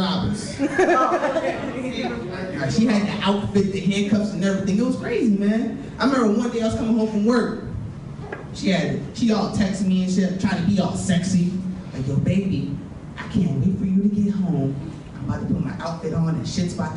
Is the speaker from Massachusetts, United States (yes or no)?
yes; Springfield, Massachusetts, United States; I'm from Springfield, Massachusetts